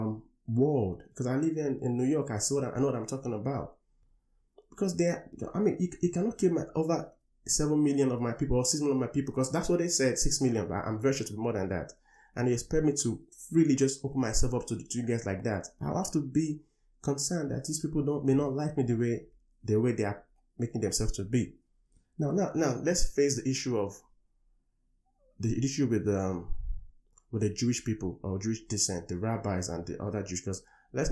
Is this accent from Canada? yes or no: no; Nigeria; moved away; I come from Africa, from Nigeria